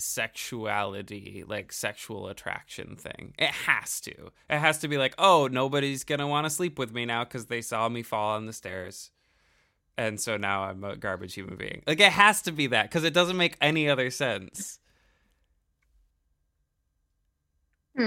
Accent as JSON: {"language": "English", "region": "New York", "country": "United States", "tie": "born or raised there", "said": "us growing up in New York"}